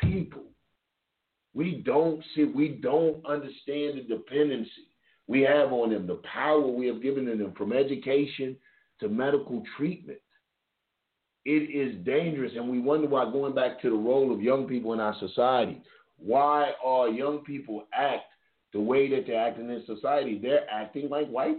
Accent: Kentucky, United States; moved away; also born or lived in the South; I came up in an integrated place. Everybody knows originally I'm from Kentucky

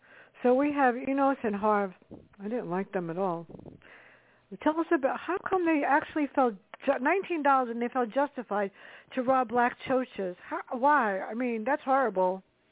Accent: New York City, New York, United States; I grew up in the South Bronx.

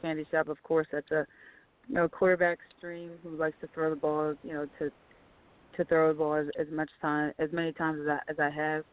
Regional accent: Philadelphia, Pennsylvania, United States; I grew up in Philadelphia

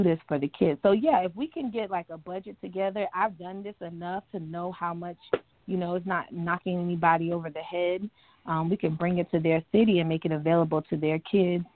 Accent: Fort Myers, Florida, United States; now in Tampa, United States; I'm originally from Fort Myers

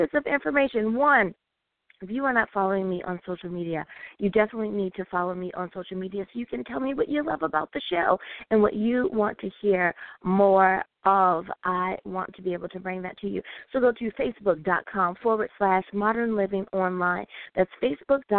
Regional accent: United States; my beautiful country, my home country, which is the United States of America

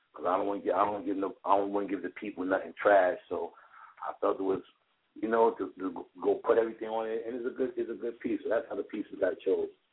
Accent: New York City, New York, United States; I'm born and raised in Brooklyn

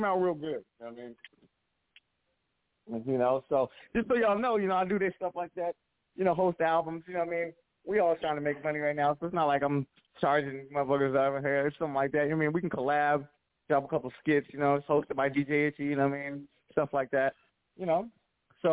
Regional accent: Pomona, California, United States; I'm from Pomona

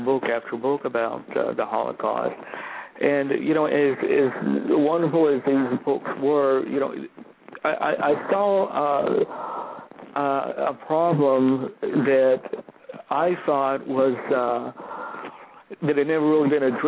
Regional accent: Georgia, United States; I'm a Southerner. I was born in Georgia, raised in Georgia

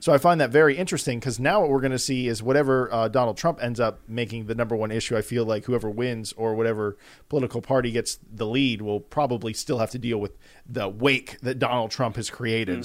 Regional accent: Atlanta, Georgia, United States; we're from Atlanta

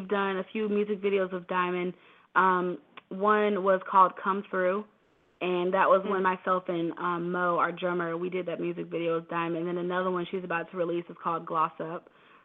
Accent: Atlanta, Georgia, United States; also born or lived in Washington, D.C.; I was born and raised in between Atlanta and D.C., but mostly Atlanta. So I kind of claim both as home, but Atlanta

